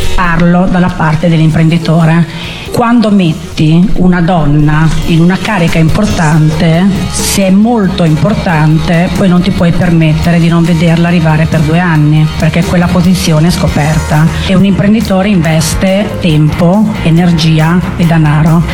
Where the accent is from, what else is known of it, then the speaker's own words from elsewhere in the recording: Emilia-Romagna, Italy; io sono emiliana